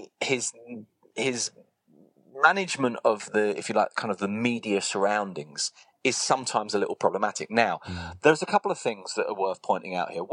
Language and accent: English; England, United Kingdom; moved away as an adult; now in Spain; I'm too English in this, even after God knows how many years in Spain